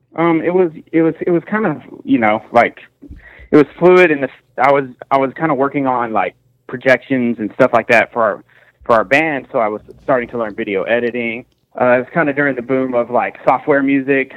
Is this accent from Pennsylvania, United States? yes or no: no; Amarillo, Texas, United States; we're from Amarillo